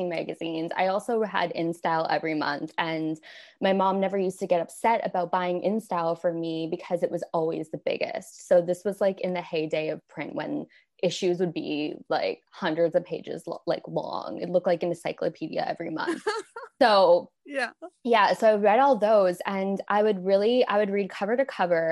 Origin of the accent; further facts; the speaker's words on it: Windsor, Ontario, Canada; moved away; So I'm originally from Canada. I grew up in a city called Windsor, Ontario, and it's on the border with Detroit.